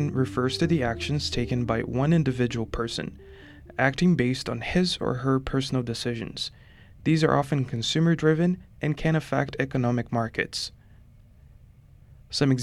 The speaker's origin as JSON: {"language": "English", "town": "Curitiba", "region": "Paraná", "country": "Brazil", "tie": "born or raised there", "said": "Brazilian city of Curitiba, my hometown"}